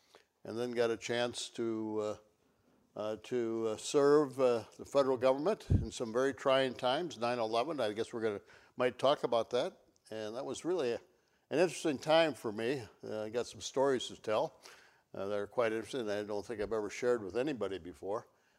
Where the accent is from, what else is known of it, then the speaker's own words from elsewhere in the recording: Elroy, Wisconsin, United States; come out of a small community of Elroy. My hometown is 1,500, so small you call somebody, get a wrong number, and still talk for a half an hour. That's my hometown